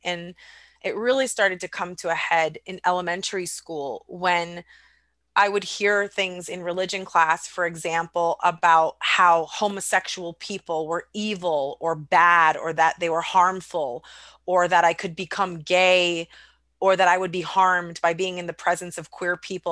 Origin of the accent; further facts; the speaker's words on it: United States; I was raised here in the United States